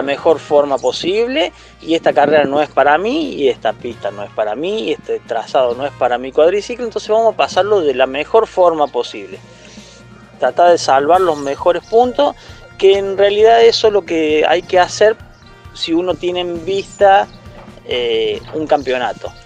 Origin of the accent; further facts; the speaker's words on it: Santa Rosa, Argentina; now in Villa del Dique, Argentina; yo soy nacido en Santa Rosa y hasta hace 15, 16 años eh, estuve en Santa Rosa, y después me vine para acá, para Villelique